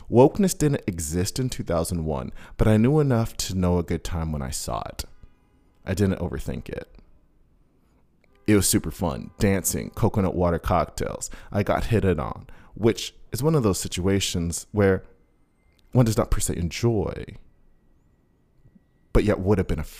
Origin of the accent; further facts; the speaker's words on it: Queens, New York, United States; I didn't know what Fire Island was because I'm a kid from Queens